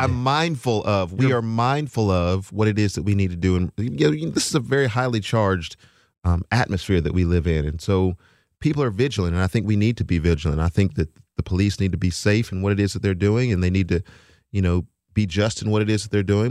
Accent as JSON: {"language": "English", "region": "Texas", "country": "United States", "tie": "born or raised there", "moved": "yes", "lives_now": "Nashville, United States", "said": "I am from Texas"}